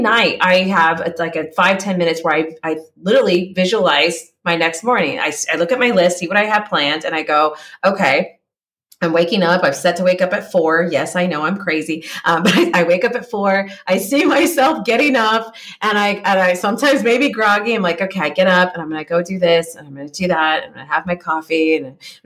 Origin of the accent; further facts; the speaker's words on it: California, United States; moved away as an adult; now in Czech Republic; I grew up in California. I live in Czech Republic now.